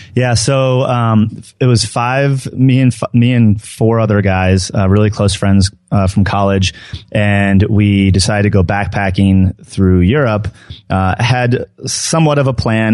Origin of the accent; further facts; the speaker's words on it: New Jersey, United States; now in Denver, United States; I grew up in New Jersey